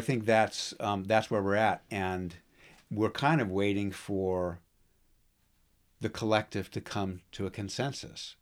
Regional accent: United States; I'm an American. I've been raised, born and raised here

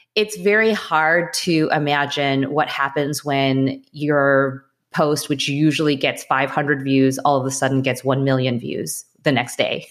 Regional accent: Wilmette, Illinois, United States; also born or lived in Winnetka, Illinois; I grew up in Wilmette, so in that area, and I went to high school in Winnetka.

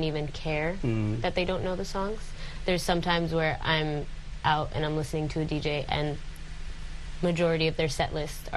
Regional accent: United States; moved away; being born and raised in the States

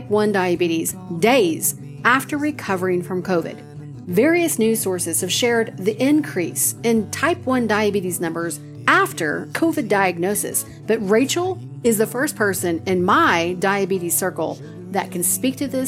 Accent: Oklahoma, United States; accent: twang; Being from Oklahoma, I have a twang every once in a while

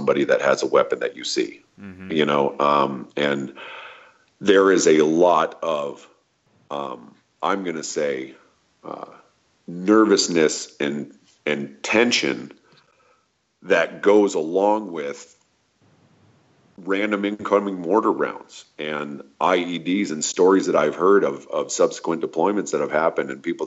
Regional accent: United States; I'm an American

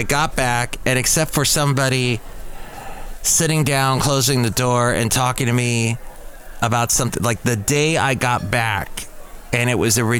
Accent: California, United States; I'm a Californian

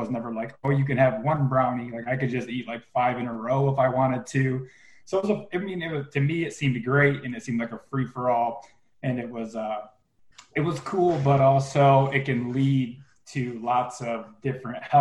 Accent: Flint, Michigan, United States; I was born in Flint, Michigan

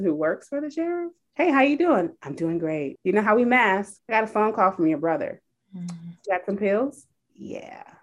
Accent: California, United States; moved away; also born or lived in Naperville, Illinois; I grew up in California

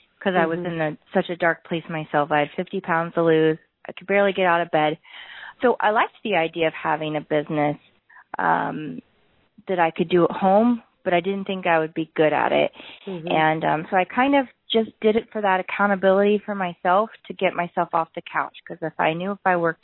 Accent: Ohio, United States; moved away as an adult; also born or lived in Columbus, Ohio; I'm from Ohio, but I've kind of lived all over the country. I moved back to Ohio

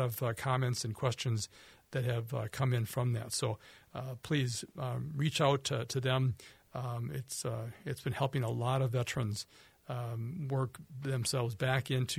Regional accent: Minnesota, United States; I was born in Minnesota, raised in Minnesota

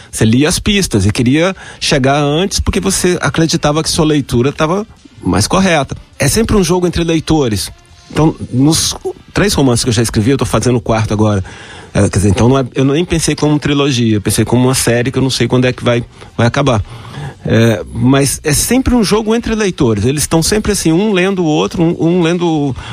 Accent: Goiânia, Goiás, Brazil; eu, sou goiano

